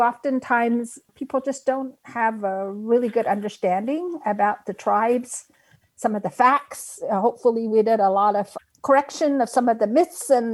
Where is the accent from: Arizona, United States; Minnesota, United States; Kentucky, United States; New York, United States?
Arizona, United States; Old Oraibi; I come from the village of Old Oraibi, and I'm Hopi